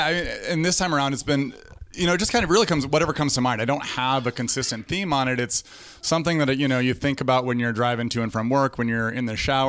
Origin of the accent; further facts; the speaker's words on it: Denver, Colorado, United States; moved away as an adult; now in Omaha, United States; I was born and raised in Denver, outside of Denver, and moved here in 2011 to Omaha to be the assistant volleyball coach at College of St. Mary.